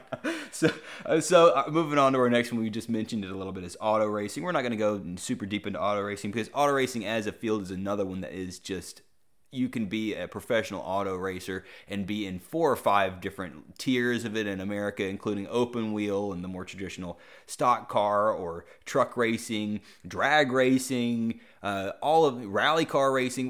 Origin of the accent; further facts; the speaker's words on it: Greensboro, North Carolina, United States; John Isner's from my hometown